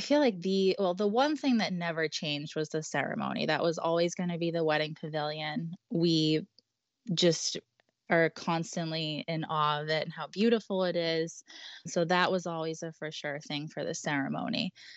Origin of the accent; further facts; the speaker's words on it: Boston, Massachusetts, United States; we're from Boston